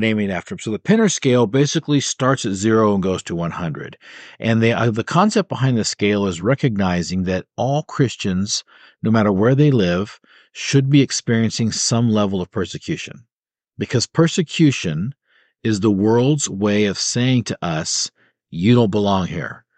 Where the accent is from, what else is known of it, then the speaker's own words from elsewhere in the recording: United States; as an American